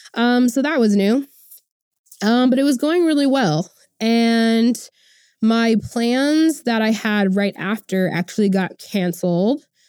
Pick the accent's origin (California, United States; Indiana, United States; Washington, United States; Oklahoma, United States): Oklahoma, United States; I'm born and raised in Oklahoma